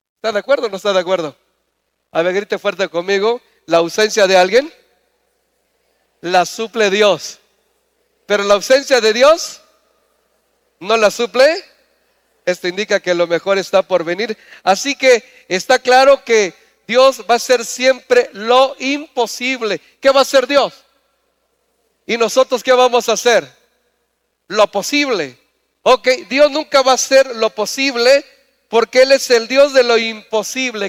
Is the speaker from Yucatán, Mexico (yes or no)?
yes; Mérida, Yucatán, Mexico; moved away; Yo vengo de Mérida, vengo de un lugar, una tierra lejana y me siento muy bendecido de ser yucateco